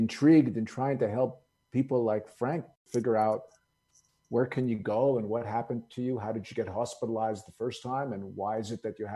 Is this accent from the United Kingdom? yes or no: no; Montreal, Quebec, Canada; also born or lived in Greece; I was born in Greece in a little village. And so, like many immigrant families, when they move to a new country, when they move to America, we happen to move to Canada